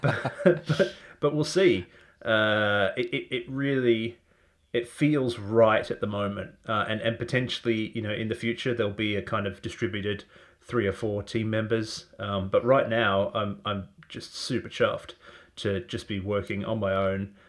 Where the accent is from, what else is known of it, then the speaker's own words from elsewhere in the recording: Australia; moved away; I'm originally from Australia